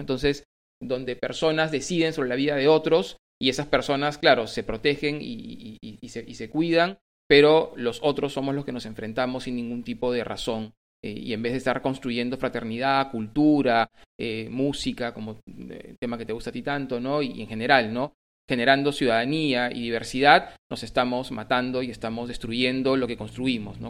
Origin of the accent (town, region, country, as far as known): Peru